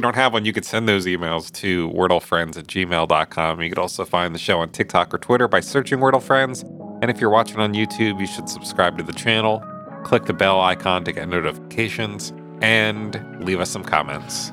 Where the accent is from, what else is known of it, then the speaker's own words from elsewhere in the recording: Jersey Shore, New Jersey, United States; I grew up on the Jersey Shore.